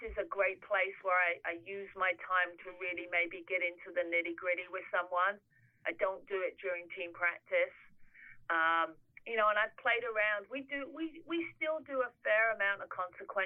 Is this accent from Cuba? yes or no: no; England, United Kingdom; moved away; I'm English.